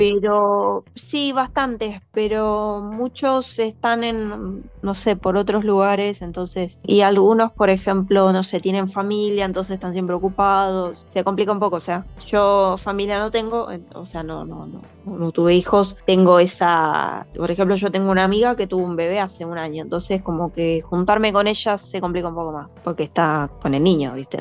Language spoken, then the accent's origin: Spanish; Buenos Aires, Argentina; moved away as an adult; now in Iceland; Yo, yo emigré acá como argentina